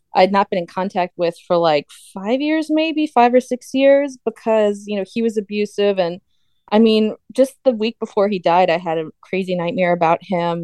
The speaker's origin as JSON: {"language": "English", "country": "United States", "said": "as an American"}